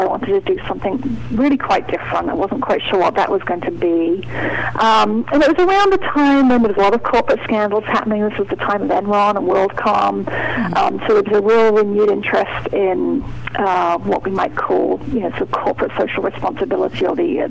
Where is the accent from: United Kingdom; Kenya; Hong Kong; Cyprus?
United Kingdom; moved away as an adult; now in New England, United States; I'm not originally from the New England area, but I've been working hard on my New England accent for a couple of decades now. But I grew up in the United Kingdom